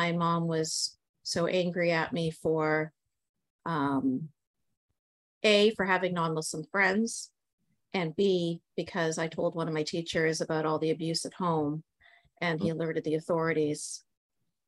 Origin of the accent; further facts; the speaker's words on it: Canada; I'm born and raised in Canada